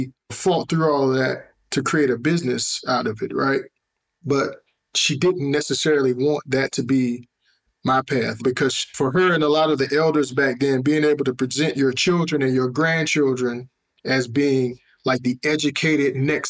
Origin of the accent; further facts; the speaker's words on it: the South, United States; we grew up in the South